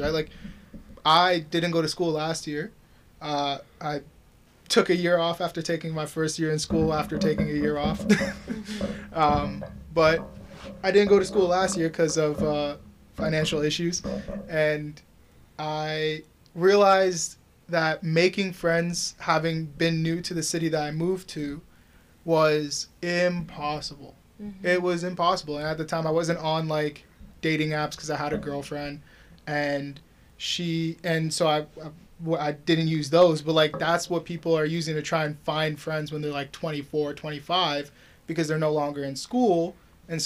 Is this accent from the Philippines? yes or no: no; Oakville, Ontario, Canada; I grew up in Oakville. Most of my friends come from Oakville.